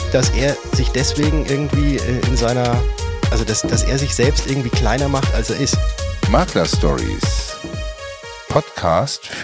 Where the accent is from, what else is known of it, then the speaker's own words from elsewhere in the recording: Würzburg, Bavaria, Germany; Bin dann wieder zurück von Stuttgart, wie ich anfangs sagte, nach Würzburg gegangen, wo ich herkomme